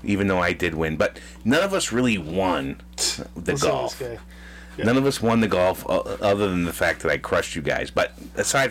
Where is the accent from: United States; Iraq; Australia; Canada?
United States; Massachusetts; We're from Massachusetts